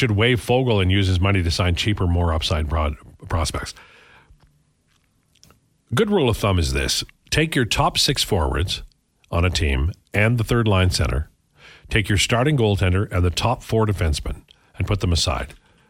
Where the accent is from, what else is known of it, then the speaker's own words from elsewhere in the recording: Edmonton, Alberta, Canada; He goes, "Okay, where are you from?" And I said, "Edmonton."